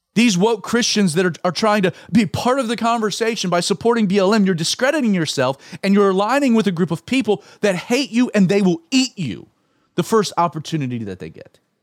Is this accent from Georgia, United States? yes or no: yes; Atlanta, Georgia, United States; my own home city of Atlanta